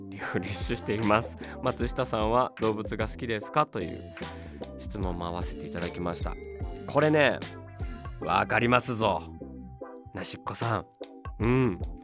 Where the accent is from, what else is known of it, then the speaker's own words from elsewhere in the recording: Tokyo, Japan; 僕も東京出身ですけど